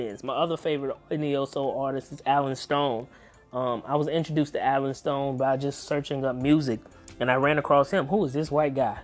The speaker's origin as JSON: {"language": "English", "region": "the South", "country": "United States", "tie": "born or raised there", "said": "I'm from the South, y'all"}